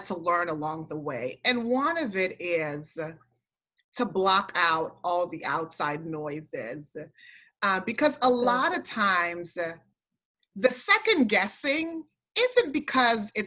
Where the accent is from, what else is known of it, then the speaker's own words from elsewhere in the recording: U.S. Virgin Islands; I was raised in St. Thomas, where there's hurricanes all the time